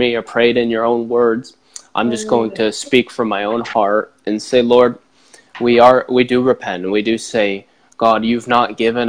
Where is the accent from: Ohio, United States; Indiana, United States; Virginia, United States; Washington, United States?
Indiana, United States; Bedford; my hometown of Bedford, Indiana